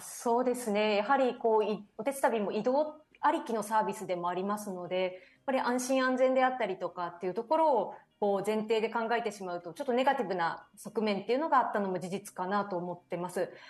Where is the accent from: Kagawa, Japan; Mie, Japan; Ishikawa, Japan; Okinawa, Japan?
Mie, Japan; Owase; moved away; 自分自身がですね三重県の尾鷲市というですね東京からだと車でも電車でも6時間ぐらいかかってしまうこともある漁業と林業の町出